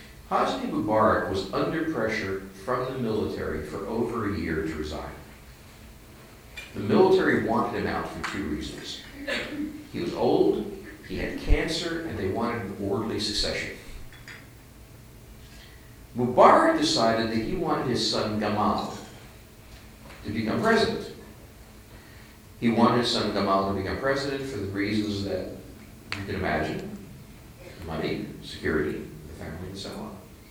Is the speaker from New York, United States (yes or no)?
yes; New York, United States; moved away; I'm not from New York, I'm from the Bronx.